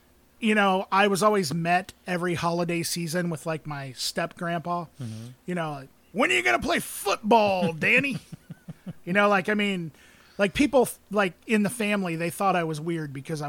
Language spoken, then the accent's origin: English; Muscatine, Iowa, United States; I grew up in Muscatine, in the town.